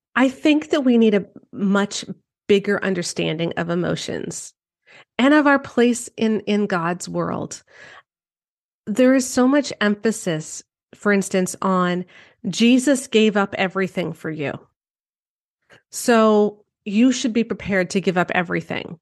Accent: Canada; I'm Canadian

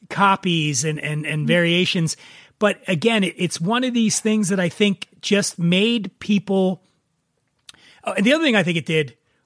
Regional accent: East Coast, United States; I grew up on the East Coast

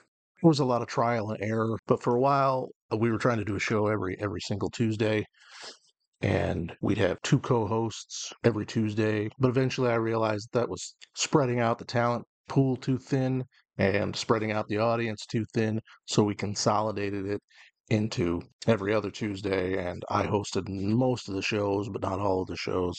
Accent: Kalamazoo, Michigan, United States; I was born and raised in Kalamazoo, Michigan.

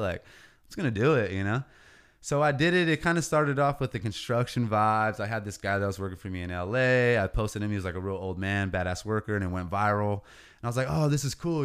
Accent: Oceano, California, United States; this is what raised me. These streets, eight oh five, Oceano

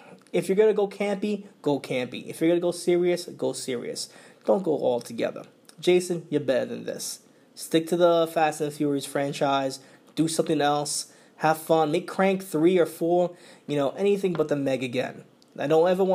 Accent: New York, United States; accent: New York; my New York accent

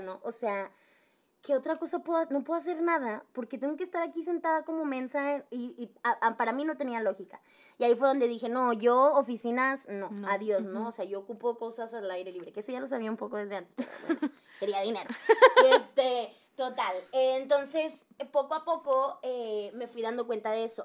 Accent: Monterrey, Nuevo León, Mexico; el primer trabajo que tuve fue en Teleperformance como buena regia

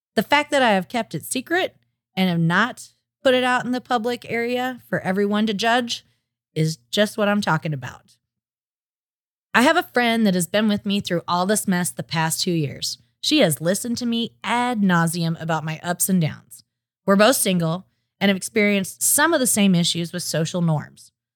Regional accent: Oklahoma, United States; I was raised in Oklahoma

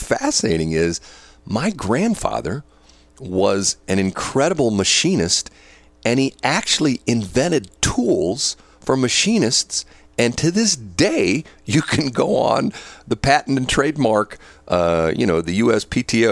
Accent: United States; I was born here in the United States.

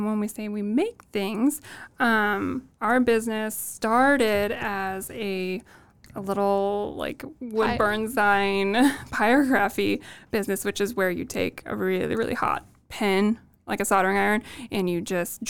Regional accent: Midwest, United States; accent: Midwest; We like to think we don't have the Midwest accent anymore, but that might not be true.

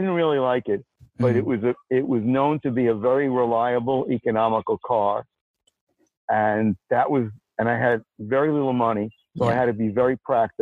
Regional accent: New York City, New York, United States; moved away as an adult; also born or lived in Chicago; I grew up in Brooklyn in an apartment

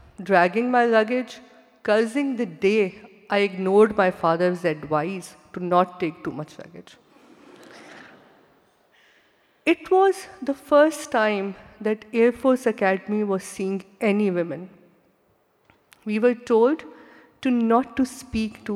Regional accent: Pakistan; When I was growing up in Pakistan

